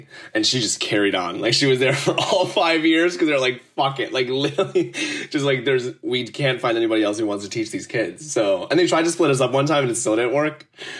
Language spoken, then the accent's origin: English; Mount Prospect, Illinois, United States; moved away as an adult; now in New York City, United States; So I've been living in New York City for about a year and a half now. I moved here from the Chicago suburbs, grew up in Mount Prospect, Illinois. I went to high school there, went to college also in Illinois.